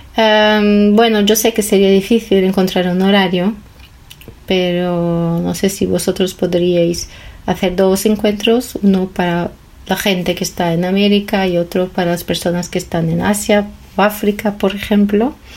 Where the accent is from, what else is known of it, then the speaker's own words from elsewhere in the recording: Brazil; Spanish is a second language; soy de Brasil